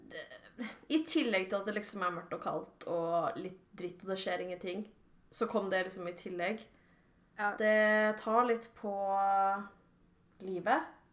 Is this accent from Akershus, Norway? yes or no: yes; Sørum, Akershus, Norway; now in Jessheim, Norway; Jeg er fra Sørum